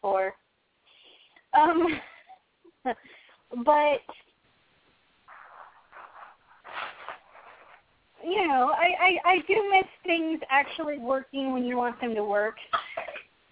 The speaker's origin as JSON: {"language": "English", "region": "Pacific Northwest", "country": "United States", "said": "I'm also from the Pacific Northwest."}